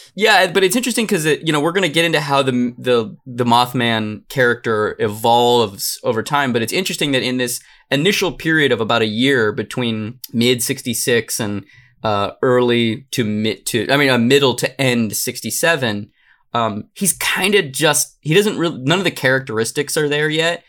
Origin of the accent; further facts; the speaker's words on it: Arizona, United States; I'm from Arizona.